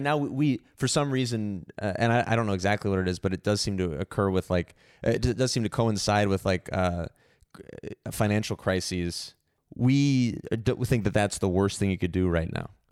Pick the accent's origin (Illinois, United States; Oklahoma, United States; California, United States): California, United States; San Francisco; I was born in San Francisco